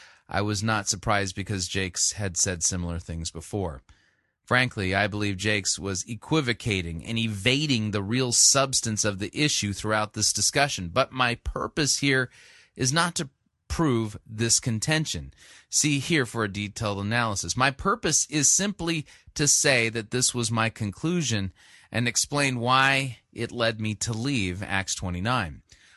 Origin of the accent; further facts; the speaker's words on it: Bakersfield, California, United States; I'm from Bakersfield, but I love what they were about in church planting.